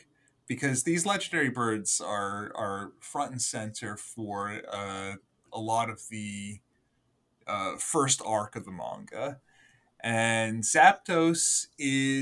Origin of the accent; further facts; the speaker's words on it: United States; first language English; I'm an American